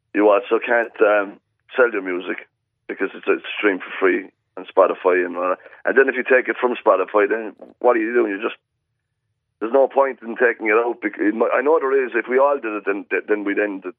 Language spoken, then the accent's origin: English; Ireland; moved away as an adult; also born or lived in Australia; you're the Irish guy